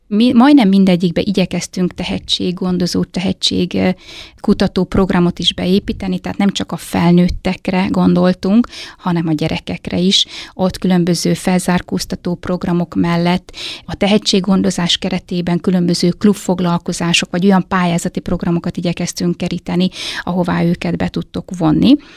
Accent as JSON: {"language": "Hungarian", "town": "Hajdúdorog", "region": "Hajdú-Bihar", "country": "Hungary", "moved": "as an adult", "lives_now": "Nyíregyháza, Hungary", "said": "én hajdudorogról származom"}